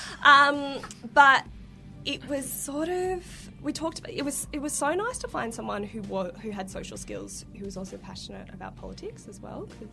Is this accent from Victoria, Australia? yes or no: yes; Melbourne, Victoria, Australia; I grew up in Northcote